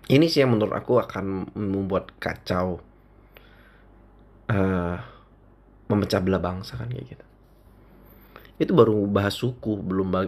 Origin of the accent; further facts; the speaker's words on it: Indonesia; Jadi setiap kali mereka nanya aku, uh, lu orang mana gitu, aku selalu jawab mereka, aku orang Indonesia.